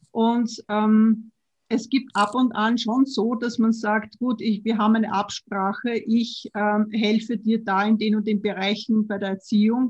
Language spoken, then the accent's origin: German; Vienna, Austria; Ich bin auch Wienerin